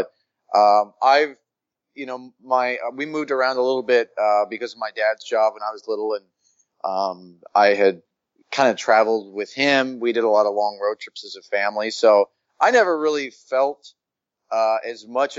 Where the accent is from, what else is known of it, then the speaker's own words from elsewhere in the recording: Tuskahoma, Oklahoma, United States; moved away as an adult; also born or lived in Boston; now in Los Angeles, United States; I grew up in Oklahoma in a small town in southeastern Oklahoma.